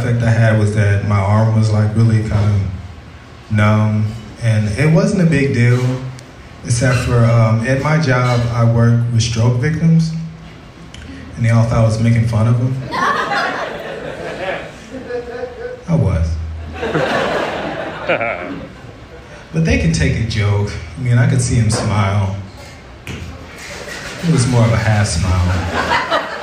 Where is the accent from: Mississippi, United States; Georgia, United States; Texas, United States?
Texas, United States; Tyler; now in Portland, United States; I'm originally from Tyler, Texas.